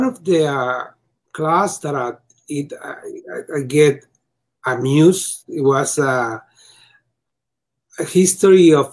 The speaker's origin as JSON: {"language": "English", "country": "Mexico", "second_language": "English", "lives_now": "United States", "said": "I come from Mexico to the US."}